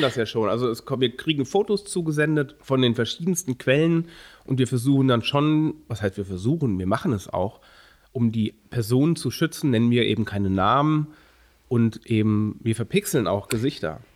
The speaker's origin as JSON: {"language": "German", "country": "Germany", "said": "als Deutsche"}